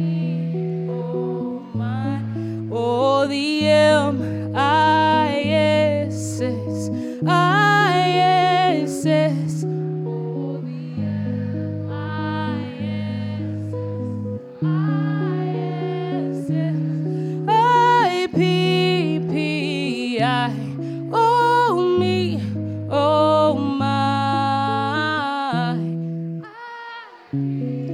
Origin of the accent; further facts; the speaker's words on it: Minnesota, United States; my home state